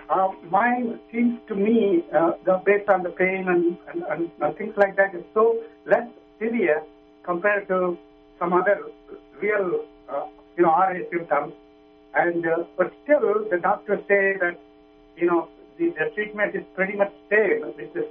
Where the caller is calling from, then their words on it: New York, United States; Uh, I'm from New York.